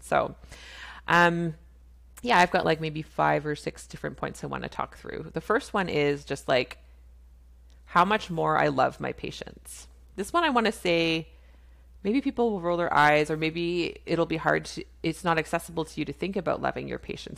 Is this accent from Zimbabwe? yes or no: no; Canada; I'm a Canadian family physician